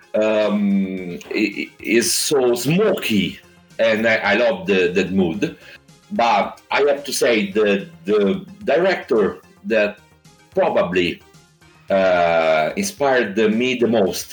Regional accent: Italy; I'm a musician from Italy, just like you said, and I come from the Adriatic coast in Italy

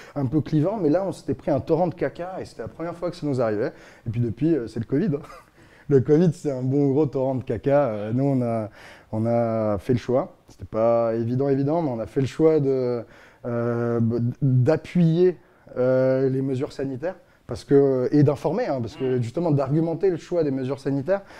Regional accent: Strasbourg, Grand Est, France; moved away as an adult; also born or lived in Paris; je viens de Strasbourg.

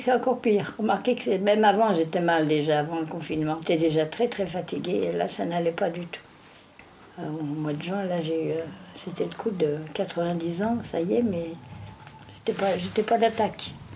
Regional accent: Briey, Grand Est, France; moved away; chez moi, à Briey, mon pays natal

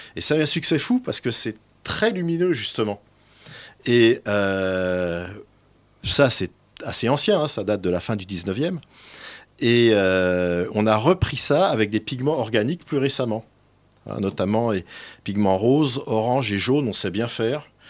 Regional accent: Bourgogne-Franche-Comté, France; je suis originaire du Morvan

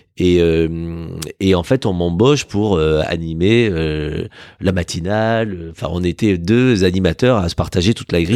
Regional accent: Villefranche-de-Rouergue, Occitania, France; moved away as an adult; l'état civil me ramène dans la douce et belle ville de Villefranche de Rouergue, dans l'Aveyron, euh, dans laquelle j'ai grandi jusqu'à 18 ans.

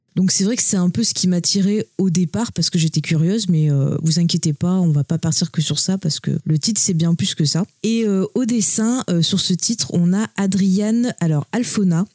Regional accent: France; nous on est français

